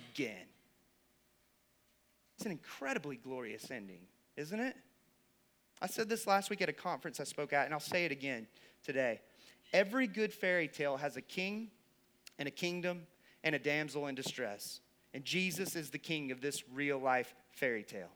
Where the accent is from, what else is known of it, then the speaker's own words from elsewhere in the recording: the Bible Belt, United States; I grew up in the Bible Belt